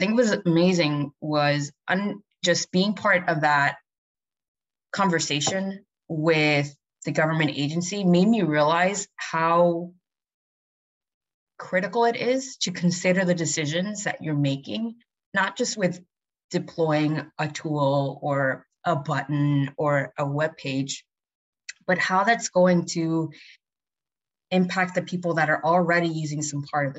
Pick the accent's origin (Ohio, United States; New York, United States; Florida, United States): New York, United States; New York City; I get to work in the community that I've been born and raised in New York City